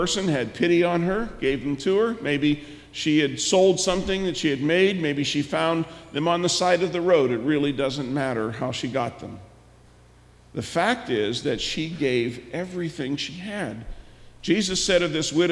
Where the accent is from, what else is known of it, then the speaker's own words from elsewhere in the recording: United States; us as American Christians